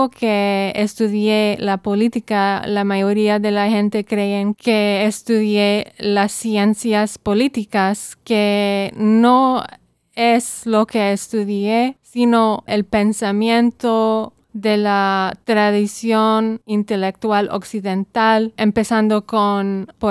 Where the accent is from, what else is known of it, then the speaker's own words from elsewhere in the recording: Saudi Arabia; born there; also born or lived in Belize / Bethlehem, Palestine; Yo nací en Arabia Saudita y em, mi mamá es de Belice, pero mis orígenes son de Palestina. Yo también vivía ahí en Belén y entonces eh, vivía, vivía en Arabia Saudita, Belice y Belén.